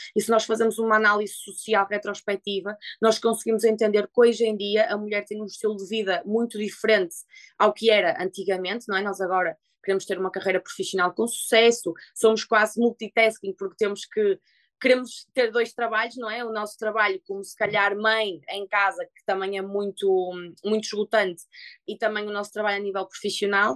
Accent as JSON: {"language": "Portuguese", "country": "Portugal", "moved": "yes"}